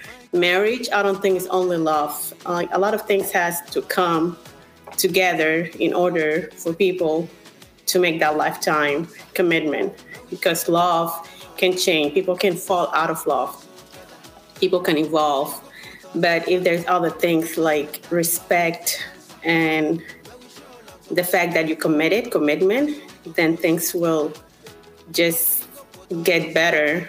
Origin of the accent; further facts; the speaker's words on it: South Sudan; now in Arizona, United States; I'm from South Sudan and I live in Arizona